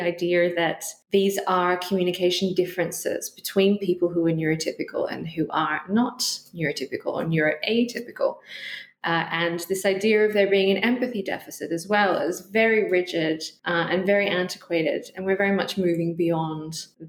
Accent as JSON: {"language": "English", "country": "Australia", "also_born_or_lived": "Western Australia / Canada", "moved": "as an adult", "lives_now": "Glasgow, United Kingdom", "said": "I'm originally from Australia"}